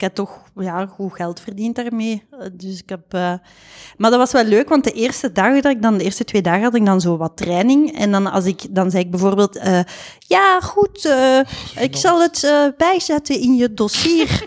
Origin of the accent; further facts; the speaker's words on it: Flanders, Belgium; moved away as an adult; also born or lived in Leiden, Netherlands; ik ben een Belg.